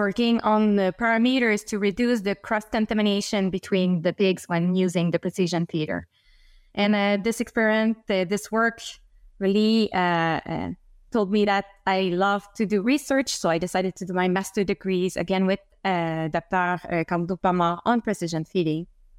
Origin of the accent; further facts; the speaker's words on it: Quebec City, Quebec, Canada; English is a second language; I come from Quebec City, so I don't come from agriculture sector, but I really had interest in agronomy.